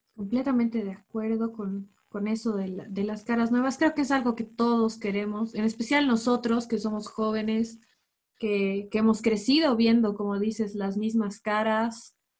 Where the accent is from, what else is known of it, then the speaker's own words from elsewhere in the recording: Bolivia; De todos como bolivianos.